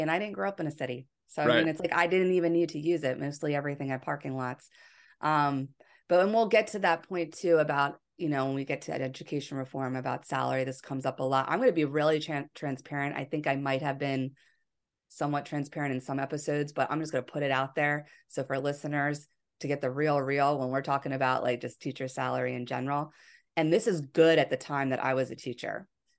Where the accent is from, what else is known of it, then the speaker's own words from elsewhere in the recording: Pennsylvania, United States; I'm from Pennsylvania and went to school in Pennsylvania at Westchester University, which is a prominent teaching school in the tri-state area.